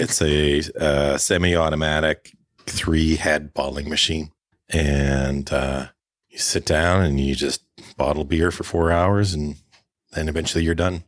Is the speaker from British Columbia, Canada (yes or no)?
yes; Prince George, British Columbia, Canada; also born or lived in Alberta / Victoria / Vancouver; now in Prince Rupert, Canada; Well, I grew up in northern B C. I'm a Prince George, born and raised.